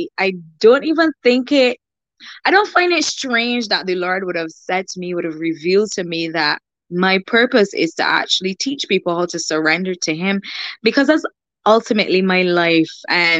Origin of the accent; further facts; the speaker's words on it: Barbados; I'm from Barbados